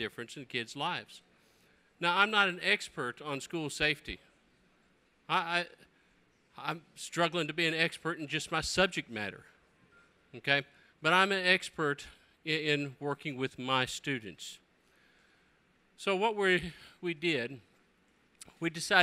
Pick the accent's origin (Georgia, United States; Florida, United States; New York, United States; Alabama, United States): Alabama, United States; in my hometown of Alabama